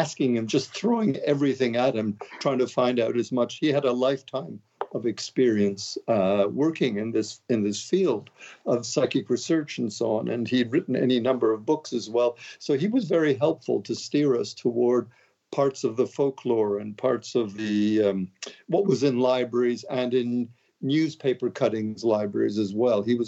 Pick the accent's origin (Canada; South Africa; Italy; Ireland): Canada; Montreal, Quebec; moved away as an adult; now in London, United Kingdom; I'm from Montreal. I'm a Montreal boy